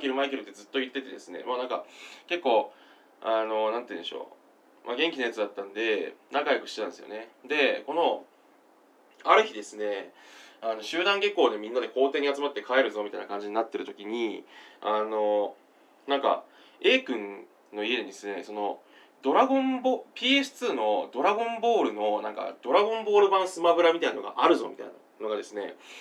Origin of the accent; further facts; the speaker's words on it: Kawaguchi, Saitama, Japan; 私、あの、小学校時代って、結構ですね、あの、埼玉県の、あの、川口市ってですね、あの、なんていうんですかね、ニューヨークにおけるブロンクスみたいな、 あの、ちょっとですね、こう、若干下町チックな、あの、若干ですね、こう、中学とか荒れてる感じのですね、地域、あの、ヒップホップな地域出身なんですね、私